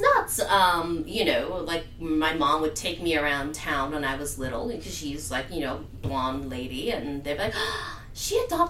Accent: Steubenville, Ohio, United States; It began in Steubenville, Ohio. Note that I didn't say Steubenville, which is what many people think I say. Steubenville, it's a town of about 18,000 people on the Ohio River. It is a former steel town

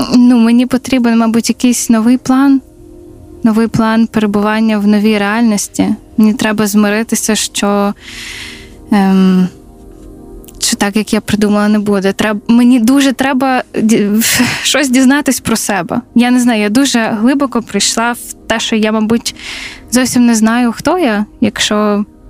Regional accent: Zaporizhzhia, Zaporizhzhia Oblast, Ukraine; moved away as an adult; also born or lived in Lviv; я з Запоріжжя

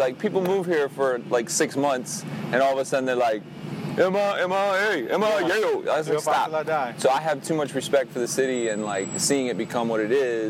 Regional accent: Miami, Florida, United States; born there; Yeah, I was born in Miami, June 26, 1975, Miami-Dade Hospital. And while I didn't necessarily grow up here, you know, I'd be here for Christmases and all the family functions.

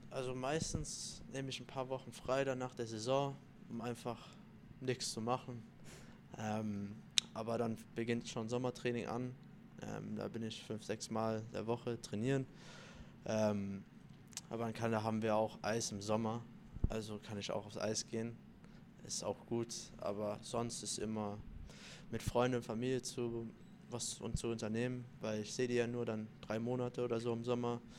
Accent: Italy; Ähm, also vorm Spiel eigentlich esse ich immer Nudeln. Ähm, ich bin ja Italiener

